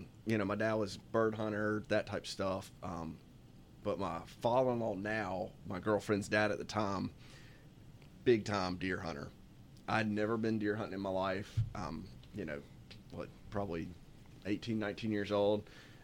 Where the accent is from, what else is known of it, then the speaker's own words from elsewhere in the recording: High Point, North Carolina, United States; also born or lived in Boone; High Point.